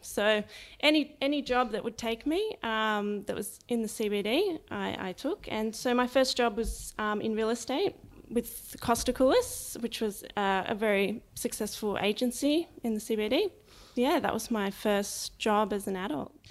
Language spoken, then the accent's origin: English; Sydney, New South Wales, Australia; also born or lived in Lower Blue Mountains; I was born in Sydney, um, in Paddington, and grew up for about ten years of my life, the first part, um, around the Randwick area.